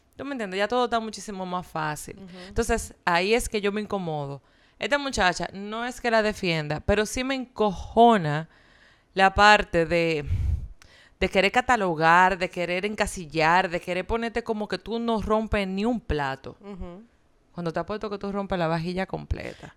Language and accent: Spanish; Dominican Republic; mi país